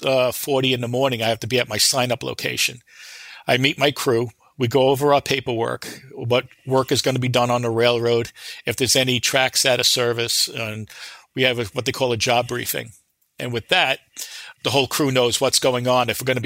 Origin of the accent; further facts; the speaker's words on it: Long Island, New York, United States; Since I was a little boy, I grew up on the Long Island in New York.